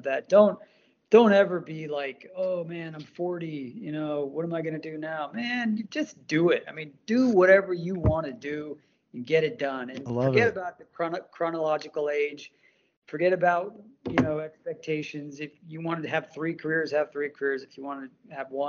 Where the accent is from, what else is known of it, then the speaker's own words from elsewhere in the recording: India; I'm from India